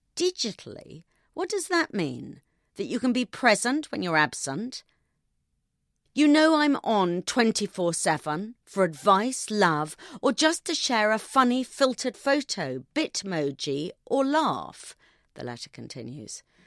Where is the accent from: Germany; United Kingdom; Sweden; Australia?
United Kingdom; I'm British